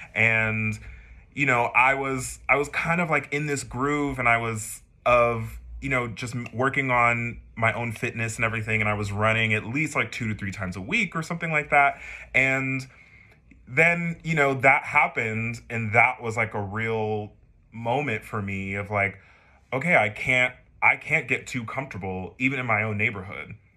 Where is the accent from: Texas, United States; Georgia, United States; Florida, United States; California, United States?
Texas, United States; San Antonio; moved away; i am originally from San Antonio, Texas